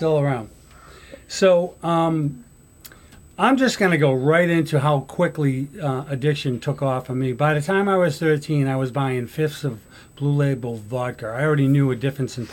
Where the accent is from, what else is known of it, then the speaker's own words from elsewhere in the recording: Somerville, Massachusetts, United States; I grew up in Somerville